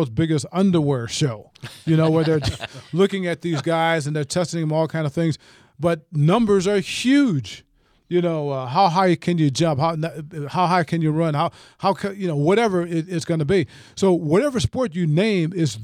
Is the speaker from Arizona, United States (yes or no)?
no; South Bend, Indiana, United States; now in Atlanta, United States; I was born and raised in South Bend, Indiana